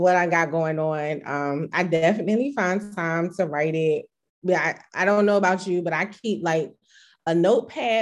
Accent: Chesapeake, Virginia, United States; also born or lived in DMV area (DC, Maryland, Virginia); now in DMV area, United States; I currently reside in the DMV area, which is DC, Maryland, Virginia, but I'm originally from Chesapeake, Virginia.

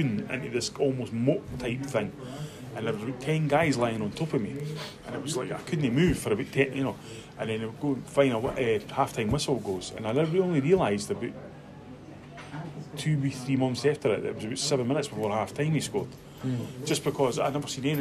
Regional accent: Edinburgh, Scotland, United Kingdom; we were brought up in this area

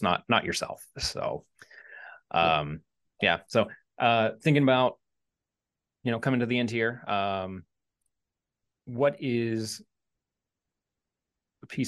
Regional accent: Midwest, United States; I'm from the Midwest

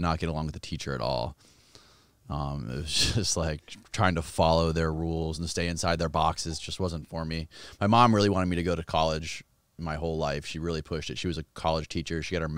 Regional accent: Clearwater, Florida, United States; also born or lived in Seminole, Florida; I was born in Clearwater, Florida.

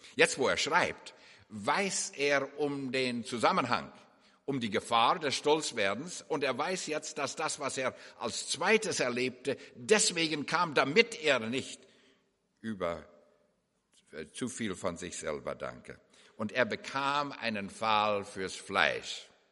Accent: Canada; moved away; also born or lived in Germany; Wir sind ja beide gebürtige Kanadier und äh, wohnen nun in der Nähe von Vancouver

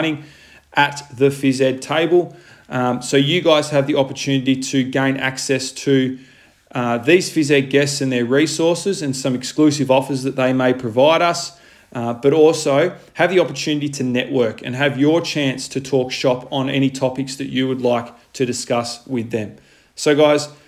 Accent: Launceston, Tasmania, Australia; moved away as an adult; now in Victoria, Australia; I am originally from Launceston, Tasmania

